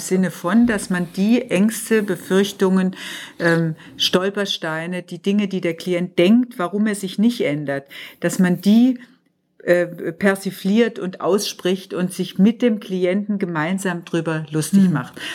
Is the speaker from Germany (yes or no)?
yes; Tübingen, Baden-Württemberg, Germany; moved away as an adult; now in Munich, Germany; gebürtig bin ich aus Tübingen, mhm. bin aber jetzt schon seit über 50 Jahren in München